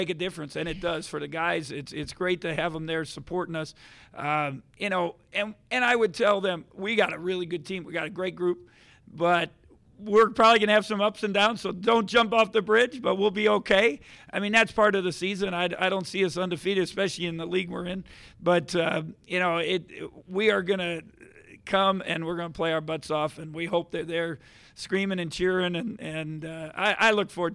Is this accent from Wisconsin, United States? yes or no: yes; Milwaukee, Wisconsin, United States; moved away as an adult; now in Kansas, United States; I'm from Milwaukee.